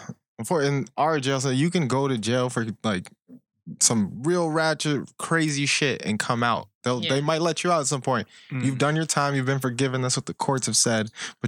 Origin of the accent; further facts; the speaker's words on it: Colombia; now in United States; But I'm from Colombia, where I've lost many family members for no reason.